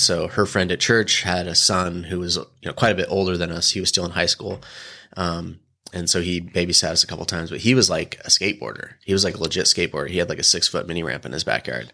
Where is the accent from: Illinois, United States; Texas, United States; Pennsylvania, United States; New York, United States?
Illinois, United States; moved away as an adult; also born or lived in Bend, Oregon / Huntington Beach, California; now in San Diego, United States; I grew up in Illinois. kind of a small farm town, three thousand people